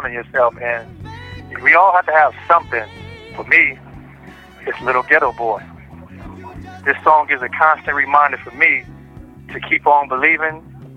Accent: Long Beach, California, United States; I'm from Long Beach, California

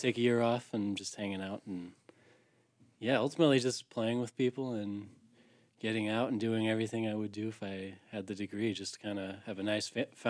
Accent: St. Louis, Missouri, United States; moved away as an adult; now in DeKalb, United States; I am from St. Louis originally. And I actually came up here for farming. So, I came up here for school too.

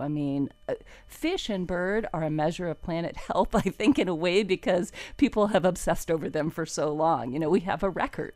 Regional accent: Fort Lauderdale, Florida, United States; also born or lived in Ocala, Florida; I grew up in Wilton Manors on a little dirty little canal

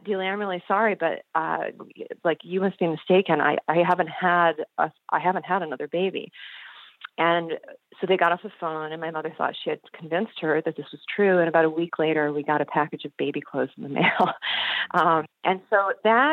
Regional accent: Michigan, United States; I grew up in Michigan

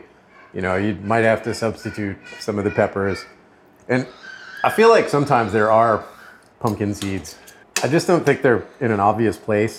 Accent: Louisiana, United States; I'm from Louisiana.

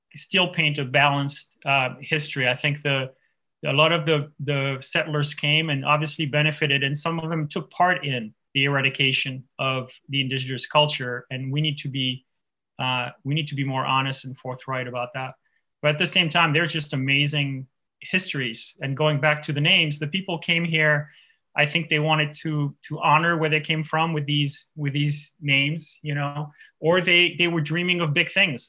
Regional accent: France; now in Illinois, United States; I grew up I grew up on the Swiss border in France

